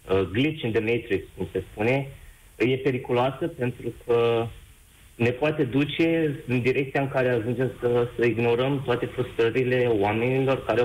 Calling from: Germany; Uh, vă sunt din Germania.

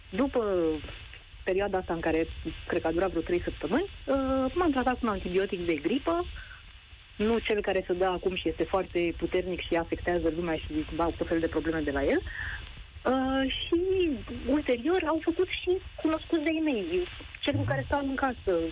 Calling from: Bucharest, Romania; eu sunt din București

